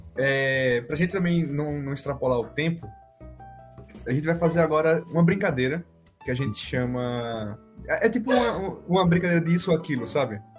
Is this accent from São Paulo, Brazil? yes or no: no; Maceió, Alagoas, Brazil; eu sou de Maceió